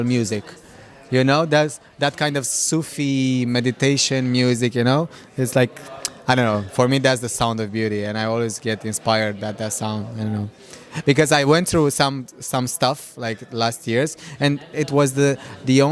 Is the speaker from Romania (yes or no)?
yes; Romania; I grew up in Romania